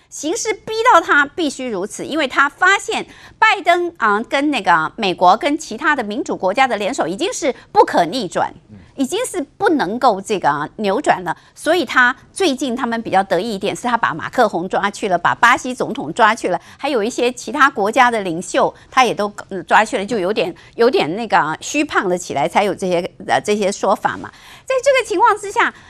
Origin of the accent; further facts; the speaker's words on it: Taiwan; 我们台湾人